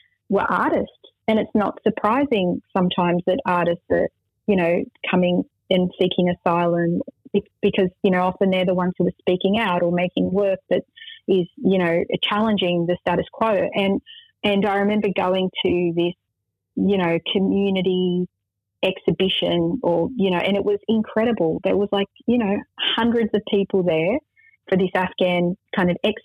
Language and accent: English; Australia; I'm Arab Australian